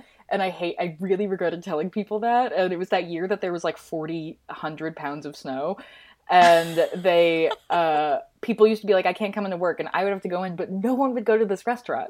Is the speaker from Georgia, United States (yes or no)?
no; Minnesota, United States; I'm from Minnesota, which means lots of snow around Christmas.